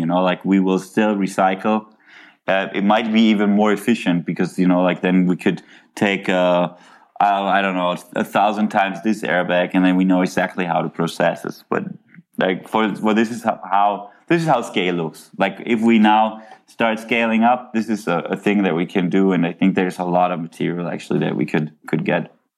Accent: Cologne, North Rhine-Westphalia, Germany; i grew up in germany in cologne

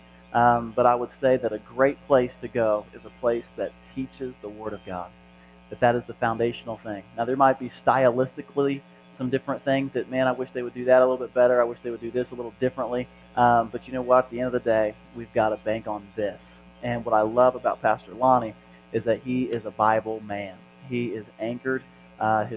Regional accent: Indiana, United States; I'm from Indiana

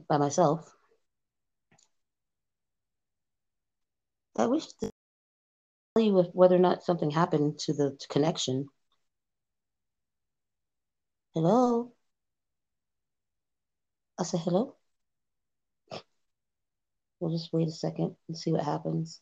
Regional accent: California, United States; I'm from California

